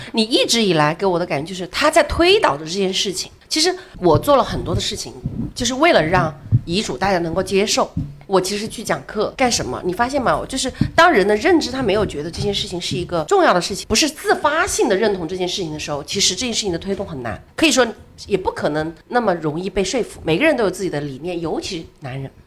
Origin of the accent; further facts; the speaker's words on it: China; 我是这个长沙服务中心的一个负责人